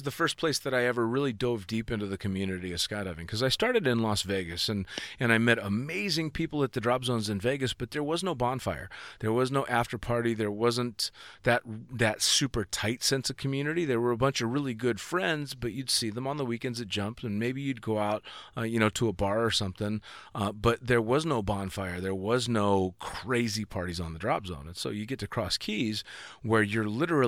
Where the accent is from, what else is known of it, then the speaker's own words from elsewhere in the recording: California, United States; I'm from fucking Northern California.